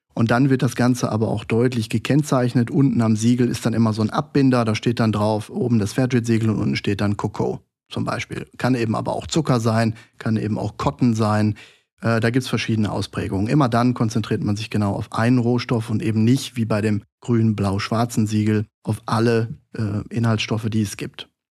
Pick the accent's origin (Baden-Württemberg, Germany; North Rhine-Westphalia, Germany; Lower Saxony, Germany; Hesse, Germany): North Rhine-Westphalia, Germany; Duisburg; Ich komme gebürtig aus Duisburg, aus dem Ruhrgebiet